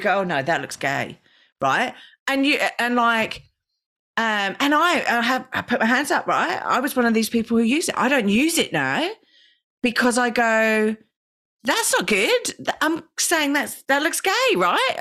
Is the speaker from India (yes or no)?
no; Australia; we're Australian